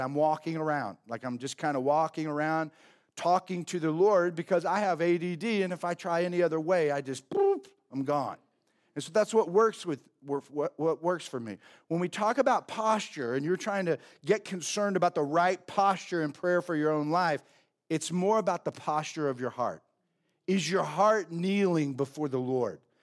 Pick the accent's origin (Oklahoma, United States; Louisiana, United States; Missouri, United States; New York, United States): Oklahoma, United States; growing up in Oklahoma